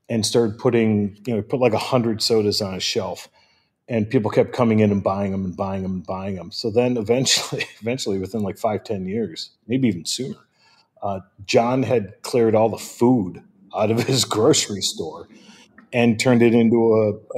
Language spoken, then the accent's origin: English; Midwest, United States; I'm from the Midwest, and I still call it soda